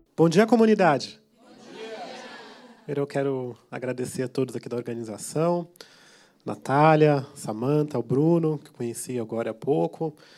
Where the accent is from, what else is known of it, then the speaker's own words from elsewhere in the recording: São Paulo, Brazil; eu sou de Paraisópolis. Paraisópolis é, é uma comunidade com 100 mil pessoas. É, fica ali no Morumbi.